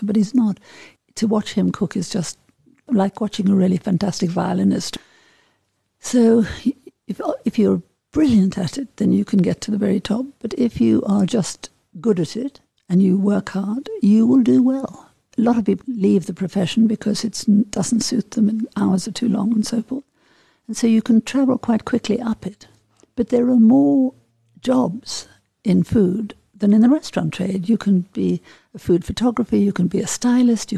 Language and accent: English; Johannesburg, Gauteng, South Africa; moved away as an adult; also born or lived in Paris; growing up in South Africa, I mean, I came from a sort of very Johannesburg, northern suburb, middle class, white family